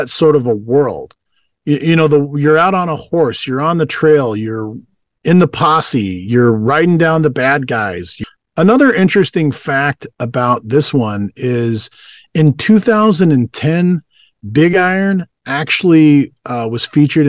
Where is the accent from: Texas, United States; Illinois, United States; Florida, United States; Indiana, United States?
Texas, United States; West; I grew up in West Texas